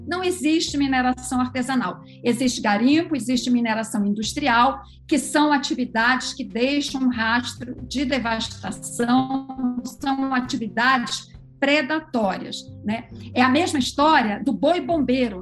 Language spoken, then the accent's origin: Portuguese; Belém, Pará, Brazil; somos amazônidas. Eu sou de Belém